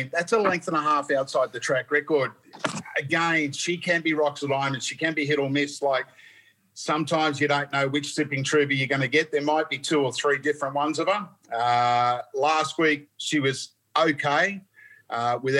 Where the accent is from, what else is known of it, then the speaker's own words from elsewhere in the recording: New South Wales, Australia; moved away as an adult; now in Queensland, Australia; I ventured back to my hometown